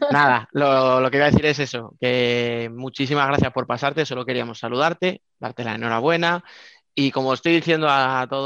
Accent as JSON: {"language": "Spanish", "town": "Alcorcón", "region": "Community of Madrid", "country": "Spain", "said": "es que soy de Alcorcón, bueno, ahí está"}